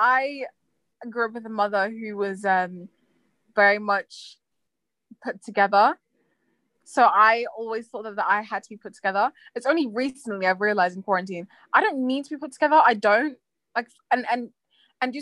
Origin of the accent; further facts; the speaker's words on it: Zimbabwe; moved away; in Zimbabwe when I grew up in Africa